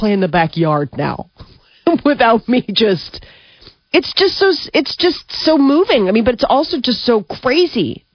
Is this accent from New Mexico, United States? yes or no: no; Omaha, Nebraska, United States; we grew up Catholic in Omaha